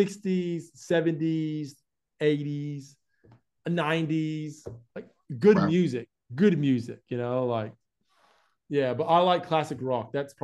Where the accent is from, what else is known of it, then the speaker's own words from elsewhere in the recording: Florida, United States; accent: hybrid mixed accent, southern; moved away as an adult; now in Australia; But like, I grew up in America. I was born there and raised there for 20 years.